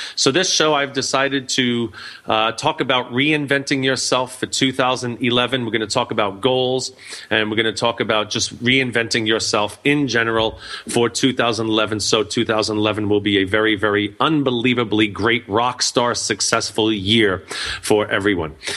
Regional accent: New York, United States; I'm from New York

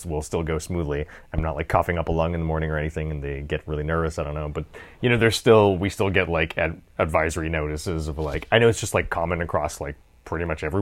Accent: Canada; I'm technically British and Russian, but, you know, yeah, I'm Canadian.

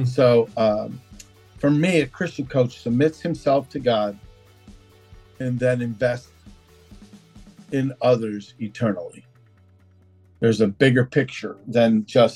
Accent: Connecticut, United States; also born or lived in Massachusetts; Then, Jim, I jumped over to Connecticut.

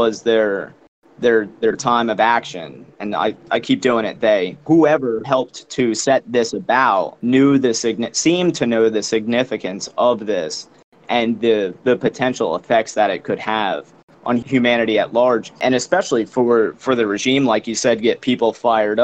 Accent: United States; born or raised there

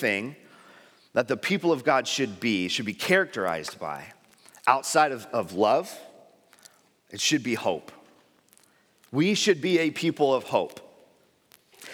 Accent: San Diego, California, United States; I grew up in San Diego

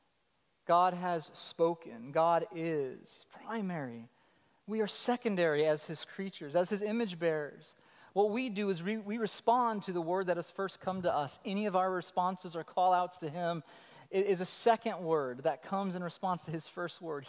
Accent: Colorado, United States; I'm from Colorado

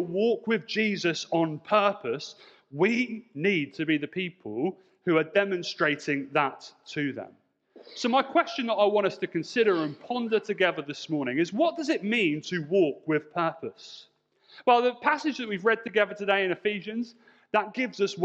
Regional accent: Portsmouth, South East England, United Kingdom; I grew up in Portsmouth, and if you know Portsmouth, you may know that Portsmouth is an island

